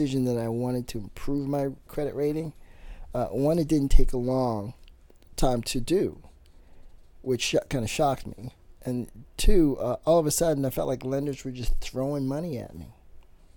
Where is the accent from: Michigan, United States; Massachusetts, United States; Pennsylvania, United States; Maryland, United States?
Maryland, United States; Baltimore; born and raised in Baltimore